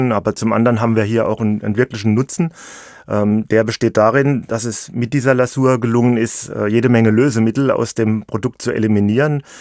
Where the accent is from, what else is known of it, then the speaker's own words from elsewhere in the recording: Rhineland-Palatinate, Germany; Ich bin Pfälzer mit Leib und Seele, das stimmt. Ich wohne hier in der Region seit vielen Jahren in Neustadt an der Weinstraße. Das liegt direkt am Fuß vom schönen Pfälzer Wald.